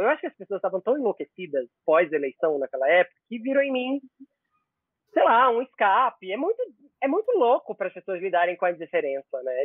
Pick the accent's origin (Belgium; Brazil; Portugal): Brazil; interior of Pernambuco; also born or lived in Recife; now in São Paulo, Brazil; eu nasci no Recife, mas eu cresci numa cidade no interior de Pernambuco